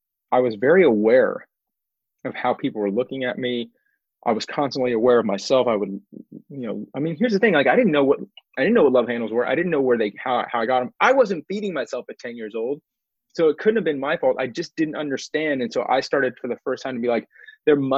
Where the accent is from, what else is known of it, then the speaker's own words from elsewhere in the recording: Houston, Texas, United States; now in Austin, United States; I'm a seventh generation Texan. I was born in Houston. It's actually seventh generation Houstonian